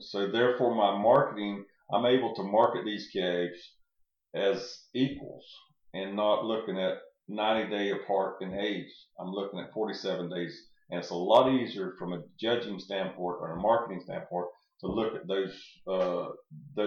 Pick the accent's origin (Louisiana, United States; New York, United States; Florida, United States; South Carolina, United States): Florida, United States; Gainesville; I was raised right outside of Gainesville